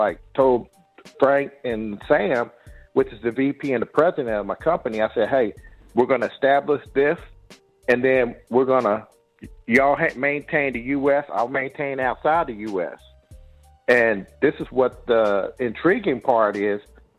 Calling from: Saudi Arabia; So I'm calling from Saudi Arabia right now.

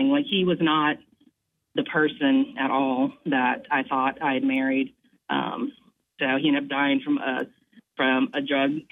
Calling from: Moncks Corner, South Carolina, United States; I'm calling from Moncks

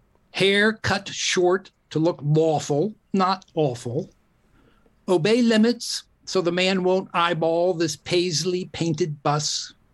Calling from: La Honda, California, United States; Oh, I'm in La Honda, California.

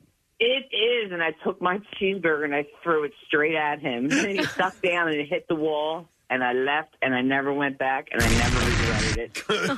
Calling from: Jacksonville, Florida, United States; I'm calling from Jacksonville, Florida.

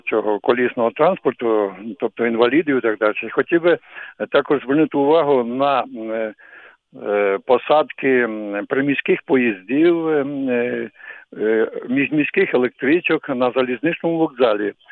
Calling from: Kyiv, Ukraine; я з Києва.

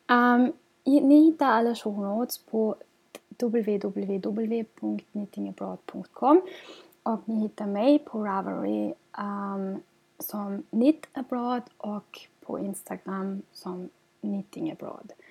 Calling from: Gothenburg, Västra Götaland, Sweden; och jag kommer till er från Göteborg i Sverige.

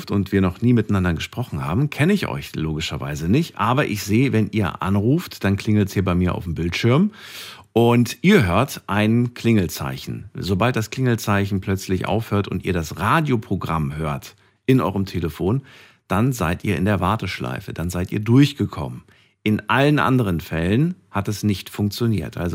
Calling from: Bergisch Gladbach, North Rhine-Westphalia, Germany; Ähm, ich komme aus Bergisch Gladbach.

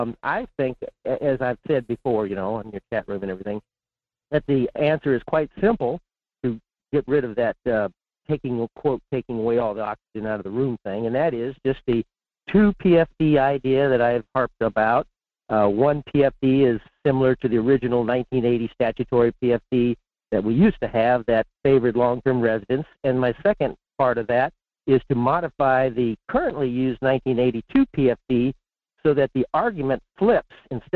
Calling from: Fairbanks, Alaska, United States; in Fairbanks.

